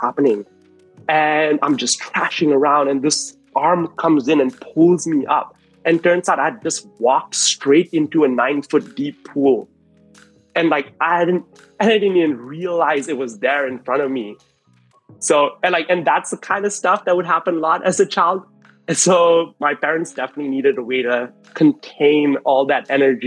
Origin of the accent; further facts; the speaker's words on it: Kuala Lumpur, Malaysia; moved away as an adult; now in Melbourne, Australia; I was born in Kuala Lumpur, Malaysia, and I lived there for pretty much most of my life up until about 3.5 years ago when I moved to Melbourne, Australia